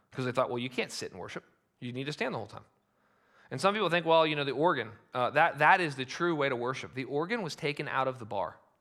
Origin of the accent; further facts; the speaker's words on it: United States; as Americans